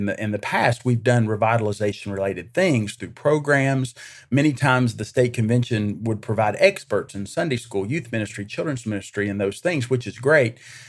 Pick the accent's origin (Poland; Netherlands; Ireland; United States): United States; Greeneville, Tennessee; I am originally from Eastern Tennessee. I actually grew up in Greenville, Tennessee, just northeast of Gatlinburg there near the North Carolina border